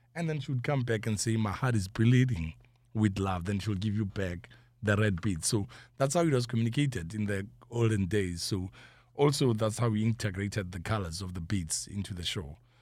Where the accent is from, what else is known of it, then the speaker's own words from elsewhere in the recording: Johannesburg, Gauteng, South Africa; I'm from South Africa, Johannesburg, but Soweto.